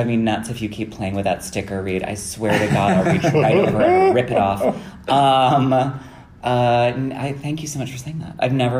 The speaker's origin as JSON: {"language": "English", "region": "Midwest", "country": "United States", "said": "I'm such a Midwesterner."}